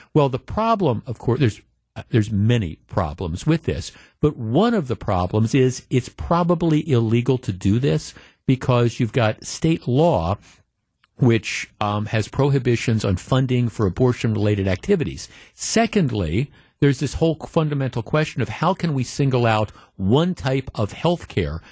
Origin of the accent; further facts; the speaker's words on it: Glendale, Wisconsin, United States; growing up in Glendale, Wisconsin